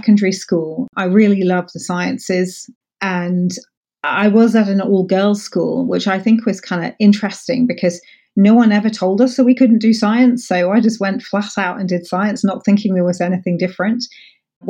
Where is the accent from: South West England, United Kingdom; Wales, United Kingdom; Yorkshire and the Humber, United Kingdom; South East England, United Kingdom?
South East England, United Kingdom; Buckinghamshire; also born or lived in Paris, France / Scotland; I grew up actually outside London in Buckinghamshire with my family.